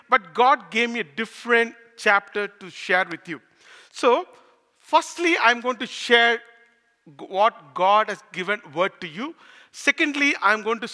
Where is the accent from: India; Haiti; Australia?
India; moved away as an adult; now in Canada; I am from India, and last year I just came as an immigrant to here to serve the Lord and to work here.